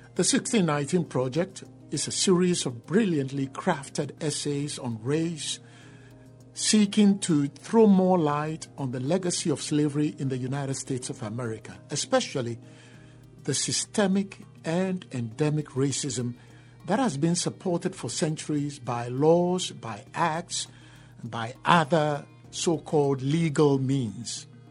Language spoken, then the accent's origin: English; Ghana; now in New York, United States; I am from Ghana